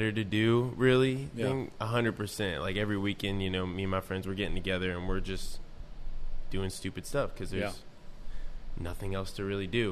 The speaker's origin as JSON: {"language": "English", "town": "North Manchester", "region": "Indiana", "country": "United States", "tie": "born or raised there", "also_born_or_lived": "South Bend, Indiana", "said": "I didn't want to stay in my hometown anymore. And so that's when I left my small town of North Manchester"}